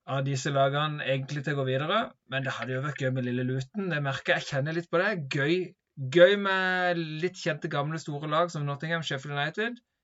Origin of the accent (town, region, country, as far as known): Norway